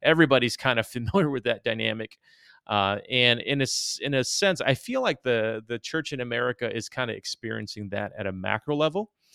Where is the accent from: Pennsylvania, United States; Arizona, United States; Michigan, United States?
Michigan, United States; Detroit; also born or lived in East Moline, Illinois; we moved to Detroit when I was about eight or nine, and so essentially I grew up in inner city Detroit